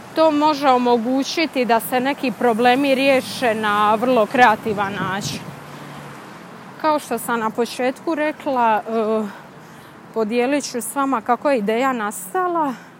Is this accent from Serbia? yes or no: no; Bosnia & Herzegovina; now in Boston, United States